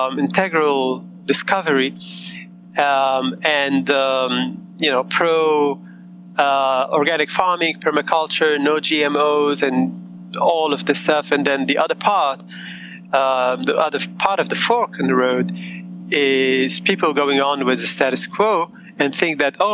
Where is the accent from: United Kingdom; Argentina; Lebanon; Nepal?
Lebanon; Beirut, Beirut Governorate; moved away; also born or lived in United States; I grew up in war in Beirut, and my parents immigrated to the States